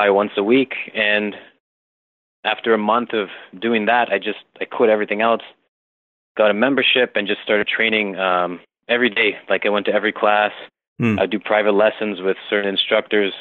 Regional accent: Toronto, Ontario, Canada; I'm from Toronto, Canada

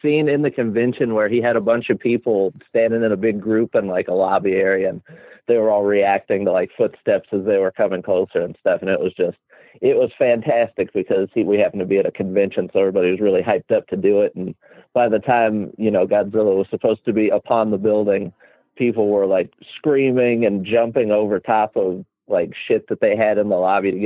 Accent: Sellersburg, Indiana, United States; also born or lived in Louisville, Kentucky; I went to school in a little place called Sellersburg, which is right next to New Albany

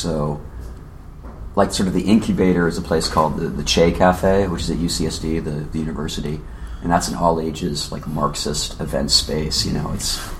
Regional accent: San Diego, California, United States; Well, I'm from San Diego.

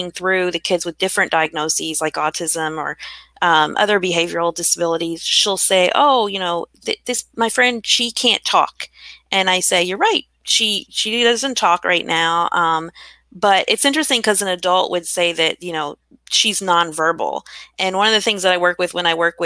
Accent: Kentucky, United States; growing up in Kentucky

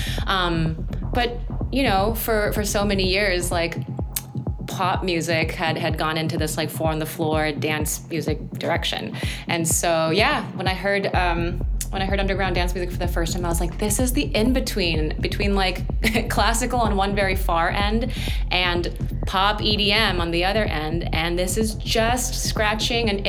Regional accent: South Korea; moved away; growing up in Korea

